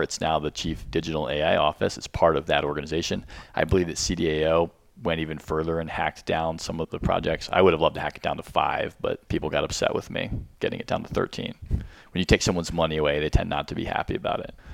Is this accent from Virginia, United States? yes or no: yes; Arlington, Virginia, United States; I lived here my whole life